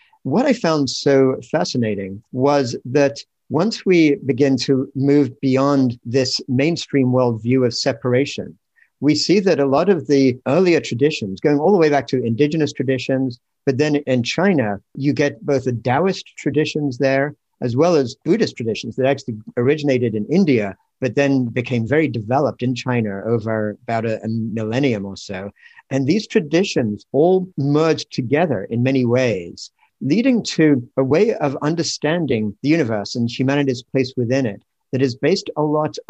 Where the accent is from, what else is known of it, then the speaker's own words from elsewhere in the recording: England, United Kingdom; moved away as an adult; now in United States; Well, in fact, I grew up in England, but I came to the States when I was 21 and have spent most of my life since then in the States. So somewhere along the line, my accent got sort of mashed up.